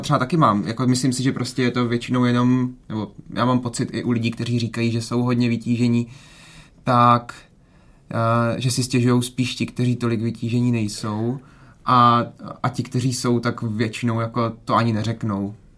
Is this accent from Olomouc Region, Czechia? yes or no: yes; Šumperk, Olomouc Region, Czechia; now in Brno, Czechia; nejsem z, nejsem z Brna, vlastně jsem z Brna, nebo jako do Brna odešel a tady mám zase jiný kolektivy, než mám v Šumperku